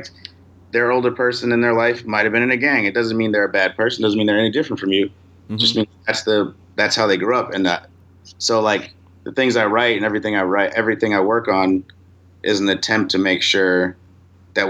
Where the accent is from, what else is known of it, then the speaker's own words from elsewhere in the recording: Chicago, Illinois, United States; moved away; I am from the North side of Chicago